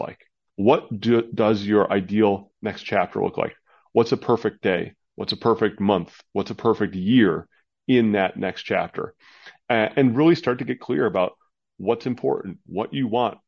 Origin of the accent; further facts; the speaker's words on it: Midwest, United States; now in Arizona, United States; I'm in Arizona, which is the, you know, the desert down here, nice and warm, but I grew up in the Midwest, the northern part of the country